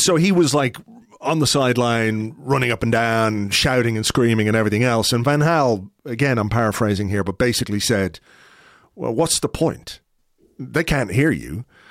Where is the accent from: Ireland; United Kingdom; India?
Ireland; me as an Irishman